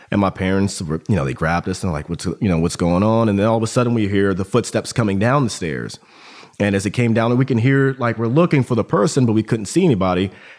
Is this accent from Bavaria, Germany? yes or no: yes; Augsburg, Bavaria, Germany; born there; But so I was born in Germany, Augsburg, Germany. Both my parents were in the army intelligence community.